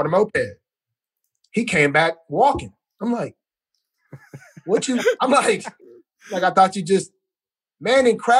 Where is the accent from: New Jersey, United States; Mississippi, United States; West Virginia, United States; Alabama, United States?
Alabama, United States; Man, I will say, man, very happy I stayed home.